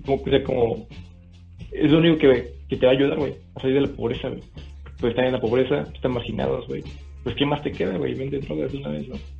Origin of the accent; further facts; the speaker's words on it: Monterrey, Nuevo León, Mexico; yo soy de Monterrey